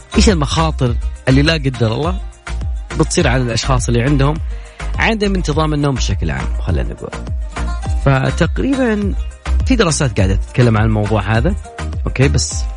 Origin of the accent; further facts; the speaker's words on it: Saudi Arabia; كلنا كسعوديين